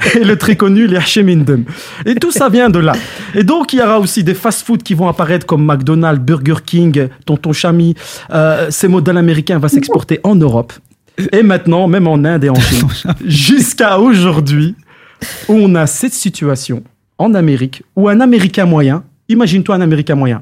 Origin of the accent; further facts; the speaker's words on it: Belgium; chez nous en Belgique